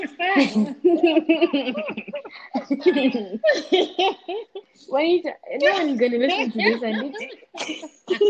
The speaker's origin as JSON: {"language": "English", "country": "Zimbabwe", "accent": "Zimbabwean", "moved": "yes", "lives_now": "Australia", "said": "I'm Shona, so there's quite a possibility that because like my mom's family is from Zambia, so we're from like up there, and I think we have some Malawi in us too"}